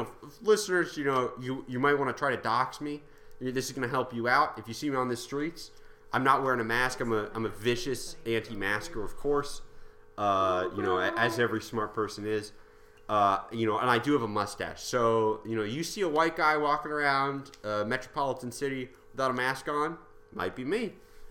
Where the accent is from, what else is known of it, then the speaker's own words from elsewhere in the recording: Australia; I'm Australian.